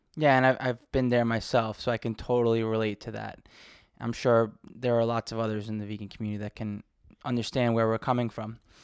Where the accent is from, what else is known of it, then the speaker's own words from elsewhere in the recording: New York City, New York, United States; I grew up in New York City